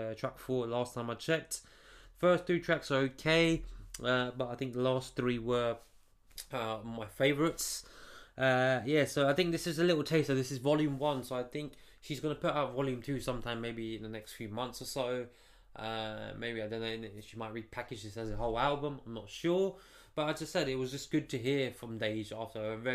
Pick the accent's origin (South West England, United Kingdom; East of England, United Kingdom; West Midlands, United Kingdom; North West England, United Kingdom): East of England, United Kingdom; Stevenage; I'm from Stevenage in the UK, you know, just outside of London